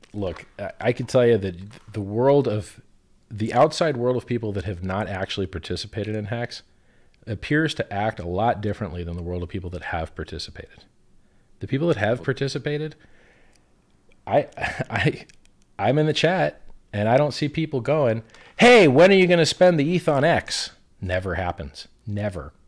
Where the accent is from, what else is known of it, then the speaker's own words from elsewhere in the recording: United States; where I grew up in America